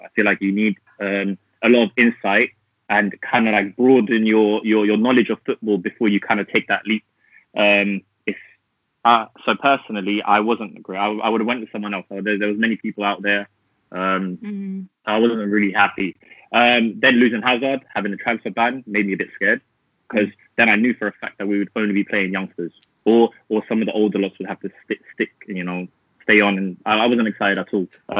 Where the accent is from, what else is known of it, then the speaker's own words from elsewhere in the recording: London, United Kingdom; I'm a big Chelsea fan. I'm from North London, so that's where you can kind of get my accent from.